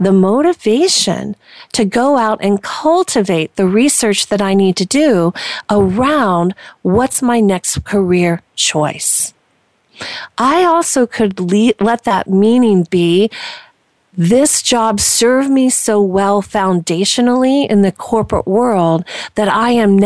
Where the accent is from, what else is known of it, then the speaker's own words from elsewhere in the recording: Indiana, United States; I was born and raised in Indiana.